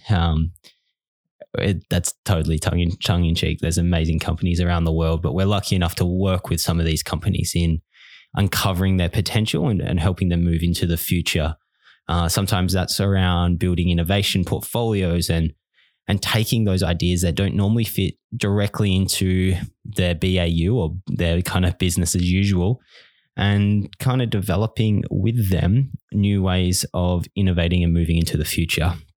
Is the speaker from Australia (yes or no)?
yes; Bunbury, Western Australia, Australia; moved away as an adult; now in Melbourne, Australia; I was born in Bunbury, Western Australia